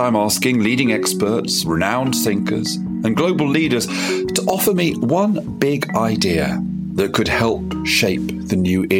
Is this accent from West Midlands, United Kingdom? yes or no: no; London, United Kingdom; also born or lived in Yorkshire; I had a kind of association with Yorkshire, and most of my life I've spent in London. So what am I? I'm a Londoner